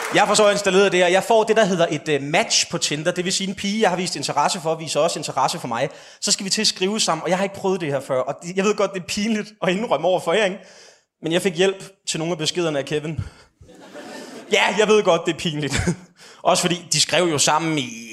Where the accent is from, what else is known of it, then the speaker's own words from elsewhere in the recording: Slagelse, Zealand, Denmark; also born or lived in West Jutland; jeg kommer fra Vestjylland og har brugt en stor del af min ungdom i Slagelse